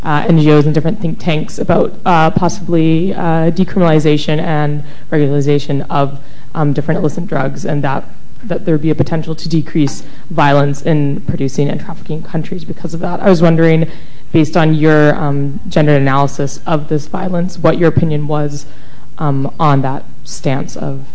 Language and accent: English; Canada; I'm a Canadian visiting research fellow at King's College.